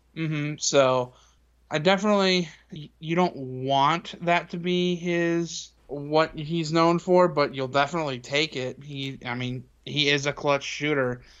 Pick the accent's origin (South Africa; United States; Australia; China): United States; Indiana; growing up in Indiana